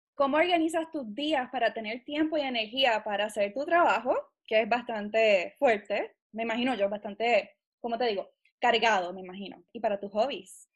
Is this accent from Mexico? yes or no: no; Puerto Rico; yo soy puertorriqueña antes de ser científico